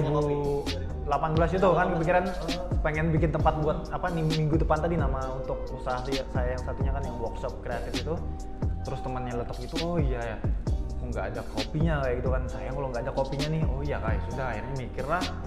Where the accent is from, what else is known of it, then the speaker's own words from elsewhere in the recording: Banjarbaru, South Kalimantan, Indonesia; saya dari Banjarbaru